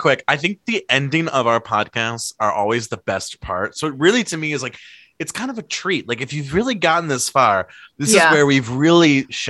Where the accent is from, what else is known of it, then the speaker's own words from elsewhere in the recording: Ohio, United States; I'm from Ohio.